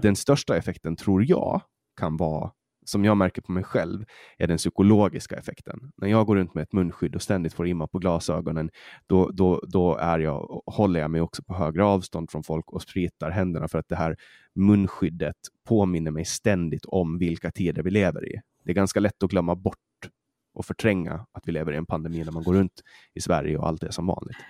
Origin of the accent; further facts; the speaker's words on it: Åland, Åland Islands; accent: åländska; now in Sweden; vi ålänningar